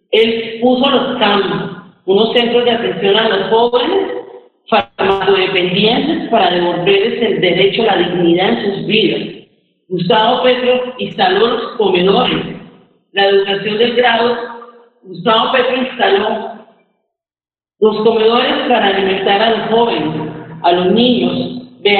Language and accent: Spanish; Bucaramanga, Santander, Colombia; moved away as an adult; also born or lived in Barrancabermeja; yo soy una mujer santanderiana, nacida en Barranca Bermeja, criada en Bucaramanga